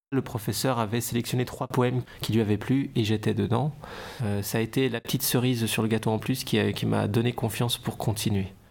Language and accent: French; Dijon, Bourgogne-Franche-Comté, France; now in Lyon, France; J'habite à Lyon. Je viens de Dijon.